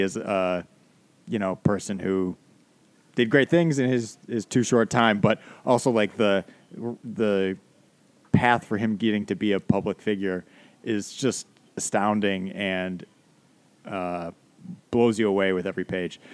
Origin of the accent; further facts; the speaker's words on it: United States; as an American